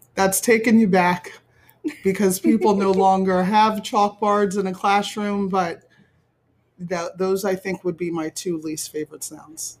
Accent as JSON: {"language": "English", "town": "Willingboro", "region": "New Jersey", "country": "United States", "tie": "born or raised there", "said": "I grew up in Willingboro, New Jersey, which is Burlington County"}